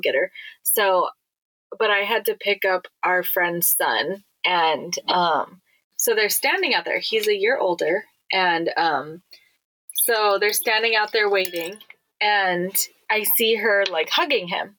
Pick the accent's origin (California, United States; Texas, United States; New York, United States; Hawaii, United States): Hawaii, United States; being born and raised in Hawaii